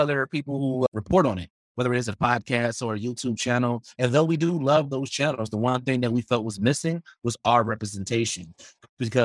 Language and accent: English; Milwaukee, Wisconsin, United States; I'm from Milwaukee